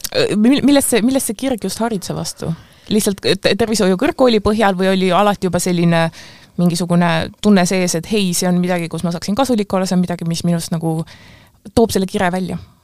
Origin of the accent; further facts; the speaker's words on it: Pärnu, Pärnu County, Estonia; ma ise olen ka pärnakas